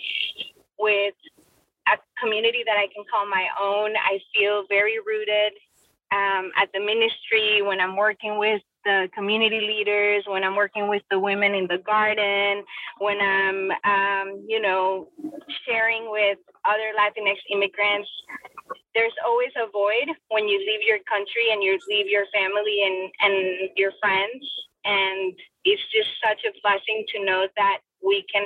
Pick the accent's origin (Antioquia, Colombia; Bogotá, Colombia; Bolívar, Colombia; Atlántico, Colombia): Bogotá, Colombia; English is a second language; also born or lived in Florida, United States; now in United States; I was born and raised in Bogota, Colombia